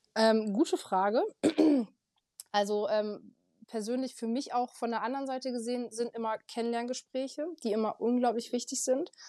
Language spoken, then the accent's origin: German; Aurich, Lower Saxony, Germany; ich komme aus Aurich, fotografiere hier Hochzeiten